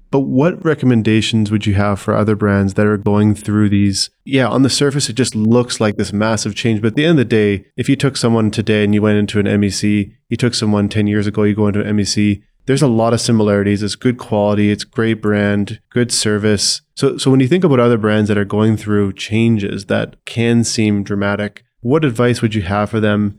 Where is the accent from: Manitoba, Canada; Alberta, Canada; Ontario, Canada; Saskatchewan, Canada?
Saskatchewan, Canada; I grew up in Saskatchewan